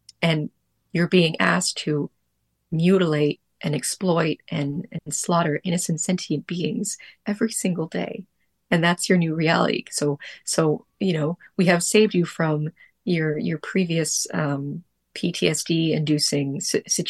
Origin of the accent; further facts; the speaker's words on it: Ottawa, Ontario, Canada; now in Montreal, Canada; I'm from Ottawa originally